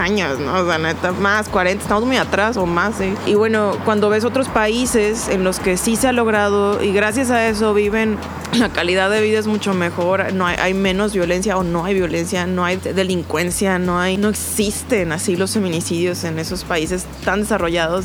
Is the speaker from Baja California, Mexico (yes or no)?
yes; Ensenada, Baja California, Mexico; moved away as an adult; now in Guadalajara, Mexico; cuando recién llegué a Guadalajara, este, soy, de, soy de Ensenada, soy de La Baja